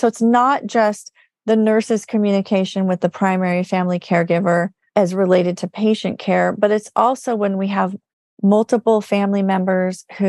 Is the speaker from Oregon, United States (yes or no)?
no; California, United States; I'm from California